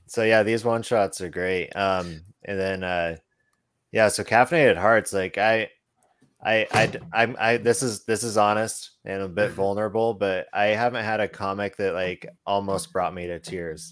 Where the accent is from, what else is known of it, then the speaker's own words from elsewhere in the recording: Boise, Idaho, United States; moved away; I'm originally from the Boise, Idaho area